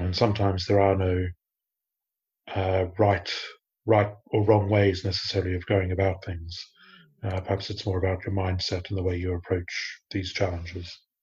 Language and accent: English; Australia; moved away as an adult; now in United Kingdom; I grew up in Australia. I've lived in the UK for about 20 years now